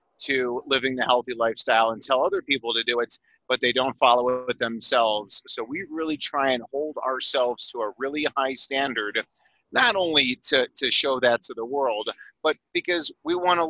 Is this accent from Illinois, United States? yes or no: yes; Chicago, Illinois, United States; also born or lived in Phoenix, Arizona; now in Colorado, United States; I'm originally from Chicago and then moved to Phoenix, Arizona